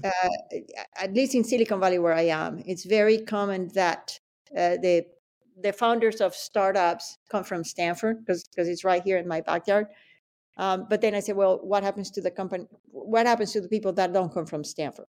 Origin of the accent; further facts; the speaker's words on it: El Limón, Venezuela; moved away as an adult; also born or lived in Acarigua, Venezuela / Boston, United States; now in United States; I grew up in, uh, in Venezuela